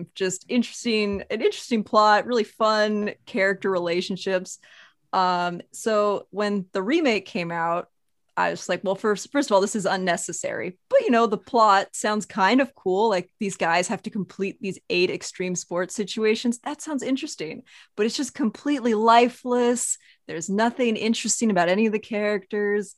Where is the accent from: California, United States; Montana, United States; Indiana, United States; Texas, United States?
Montana, United States; I am from Montana, so pretty outdoorsy.